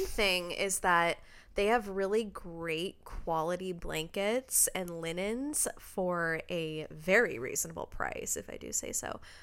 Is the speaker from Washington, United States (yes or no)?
yes; Redmond, Washington, United States; moved away; we're both originally from Redmond, Washington, which is outside of Seattle